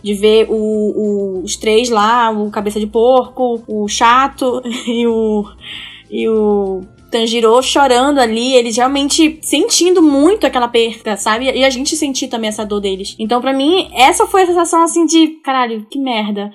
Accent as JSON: {"language": "Portuguese", "country": "Brazil", "said": "como uma boa amazônida que sou"}